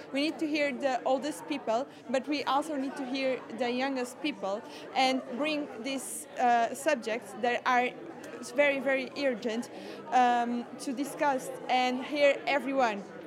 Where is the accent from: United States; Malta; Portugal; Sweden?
Portugal; I'm from Portugal and I'm a scout too